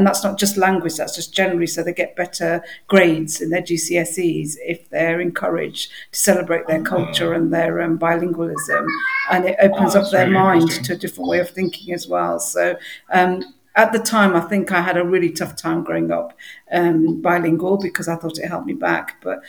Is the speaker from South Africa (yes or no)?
no; Midlands, United Kingdom; English is a second language; Okay, so I was born in England, raised in England, and brought up in the Midlands